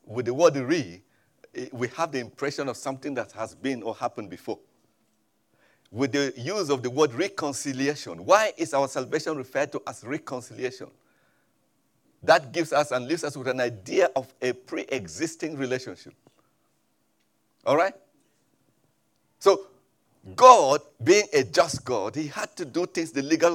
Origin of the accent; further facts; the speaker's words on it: Middle Belt of Nigeria, Nigeria; moved away; I come from Nigeria originally, and from the middle part of Nigeria, even though sometimes they refer to us as being in the north, but we are not actually northerners. We are in the middle part of Nigeria.